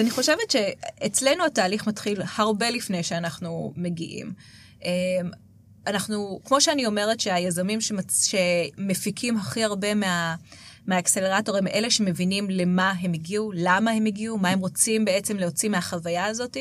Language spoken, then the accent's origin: Hebrew; Israel; אנחנו כישראלים